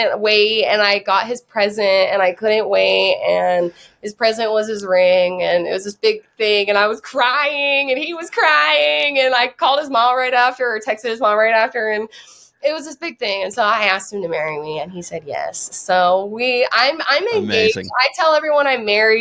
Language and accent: English; Whidbey Island, Washington, United States; now in California, United States; I grew up on Whidbey Island, like 25 minutes from Surrey